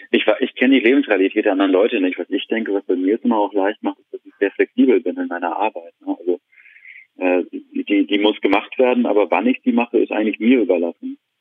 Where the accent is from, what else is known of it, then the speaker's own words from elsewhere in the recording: Hamburg, Germany; moved away; ich komme eigentlich aus Hamburg